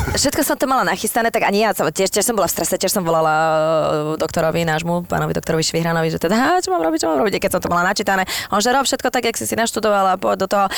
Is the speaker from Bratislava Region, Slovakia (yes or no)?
yes; Bratislava, Bratislava Region, Slovakia; jak som chodila e, z Devinskej do Devina